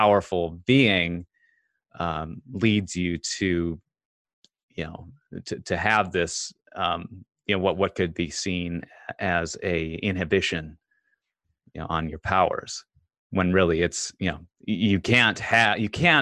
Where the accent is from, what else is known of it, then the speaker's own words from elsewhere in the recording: Bemidji, Minnesota, United States; now in Los Angeles, United States; That's where I moved to LA from, Bemidji, Minnesota. We actually grew up just outside of Bemidji, Jody